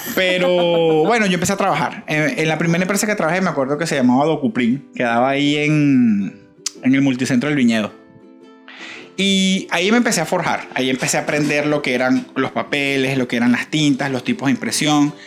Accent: Valencia, Carabobo, Venezuela; moved away as an adult; now in Florida, United States; yo soy de Valencia

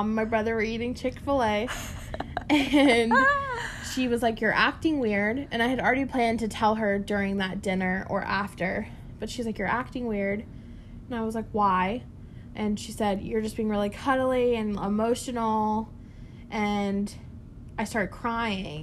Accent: Apex, North Carolina, United States; moved away as an adult; also born or lived in Raleigh, North Carolina; now in West Virginia, United States; I'm from Raleigh, North Carolina, but mainly grew up in Apex

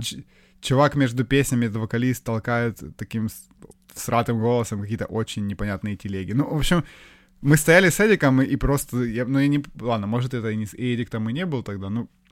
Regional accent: Ukraine; я украинец

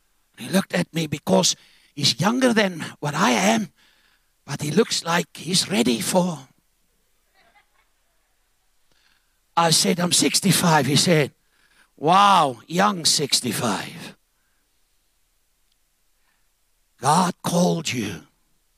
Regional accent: Zambia; moved away; also born or lived in Cape Town; I was born in Zambia, and they had Caricots there.

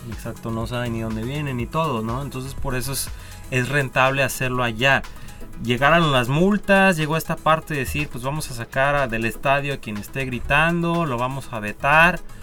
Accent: Mexico; nosotros como mexicanos

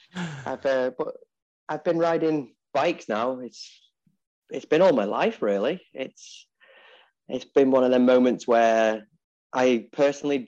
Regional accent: Ellesmere Port, North West England, United Kingdom; I'm from a little county called Cheshire and a little town called Ellesmereport

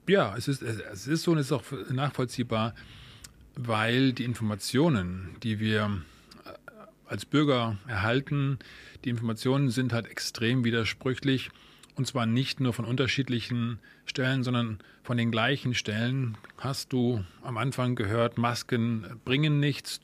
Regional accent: Germany; bei uns in Deutschland

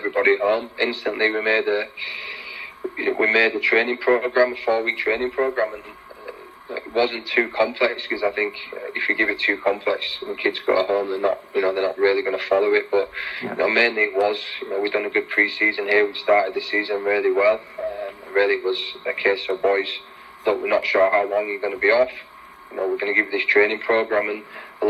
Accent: Leeds, Yorkshire and the Humber, United Kingdom; also born or lived in Sheffield; I was from Leeds. I left Leeds at 16 and I moved to Sheffield.

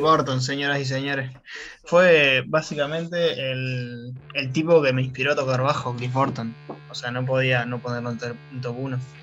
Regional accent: Suárez, Canelones, Uruguay; de chico viví en Suárez

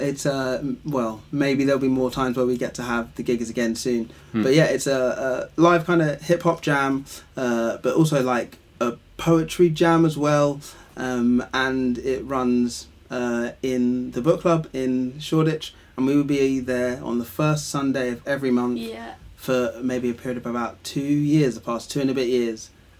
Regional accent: Ghana; I'm Ghanaian

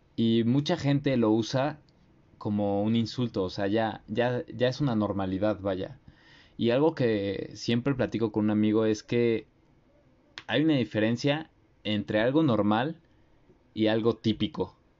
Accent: Mexico; nuestra sociedad, aún siendo mexicanos

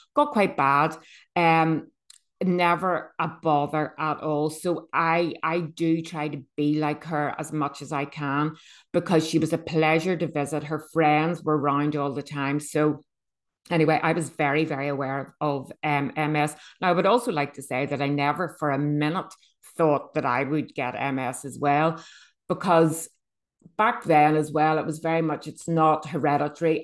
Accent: Bangor, Northern Ireland, United Kingdom; I am from Northern Ireland. um, a little seaside town called B-, Bangor.

